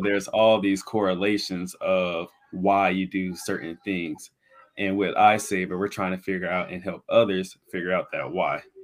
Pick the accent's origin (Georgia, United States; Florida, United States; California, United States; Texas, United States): Florida, United States; Pensacola; I'm born and raised in Pensacola, Florida